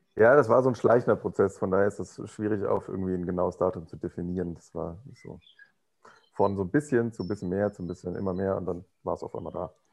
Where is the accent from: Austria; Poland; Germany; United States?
Germany; Rhineland; moved away; ich komme aus dem Rheinland.